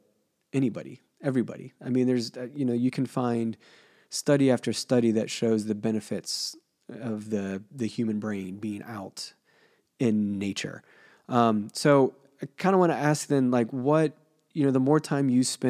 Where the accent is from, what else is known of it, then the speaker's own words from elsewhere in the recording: Cincinnati, Ohio, United States; growing up in Cincinnati, at my grandparents' house